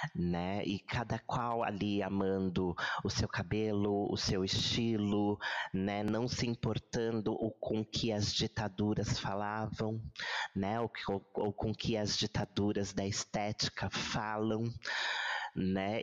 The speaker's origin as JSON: {"language": "Portuguese", "country": "Brazil", "said": "nós somos um país aqui de terceiro mundo, um país um, sul-americano"}